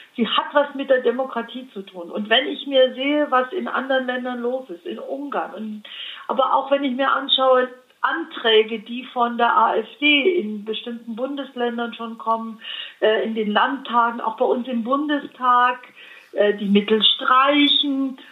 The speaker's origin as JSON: {"language": "German", "area": "Allgäu", "region": "Bavaria", "country": "Germany", "said": "Ich komme aus dem Allgäu"}